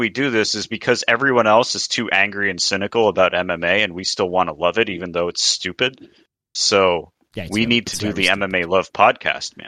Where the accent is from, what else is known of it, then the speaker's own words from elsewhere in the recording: United States; we're American